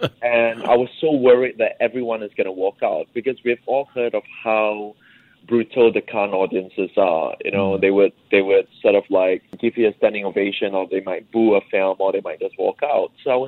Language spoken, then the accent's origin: English; Singapore; middle-class issues, the financial crisis, growing up in Singapore, you know, migration, and all these things, education.